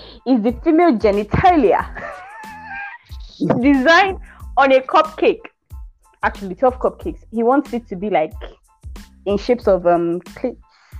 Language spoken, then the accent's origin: English; Abia, Nigeria; I'm from Abia State.